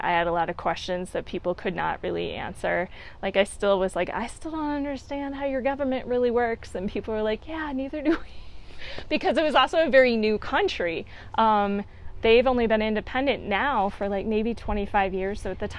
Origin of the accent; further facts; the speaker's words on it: Milwaukee, Wisconsin, United States; born there; Went to school outside of Philadelphia, but originally from the Midwest. So I was born in Milwaukee, Wisconsin.